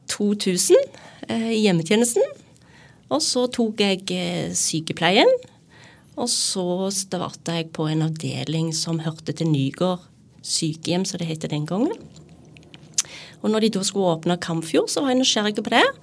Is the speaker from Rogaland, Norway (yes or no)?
yes; Rogaland, Norway; now in Sandefjord, Norway; Når jeg flytta til Sandefjord så, fra Jæren